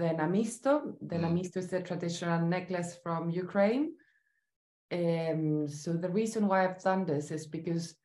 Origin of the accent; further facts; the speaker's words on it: Santiago, Santiago Metropolitan Region, Chile; moved away; also born or lived in Memphis, United States; I am from Chile, so I lived most of my life there, except a brief period where I lived in Memphis in the US. So I grew up in Santiago